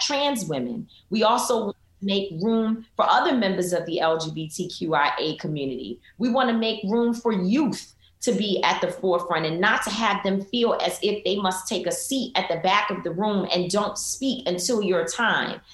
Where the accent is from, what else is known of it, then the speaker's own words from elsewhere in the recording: New York City, New York, United States; I was raised in Harlem